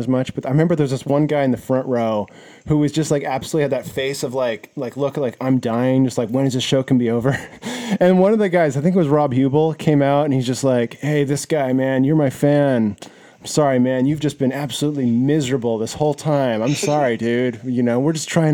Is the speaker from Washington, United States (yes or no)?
yes; Seattle, Washington, United States; I knew Chuck from growing up in Seattle